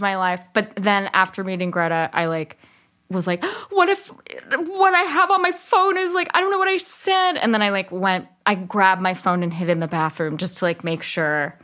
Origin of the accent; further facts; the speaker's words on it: Berkeley, California, United States; also born or lived in East Bay, California; I grew up in Berkeley